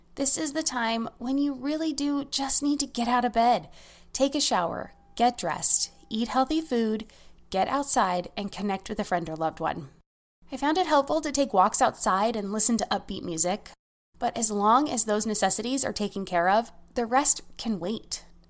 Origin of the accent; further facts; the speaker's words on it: United States; As an American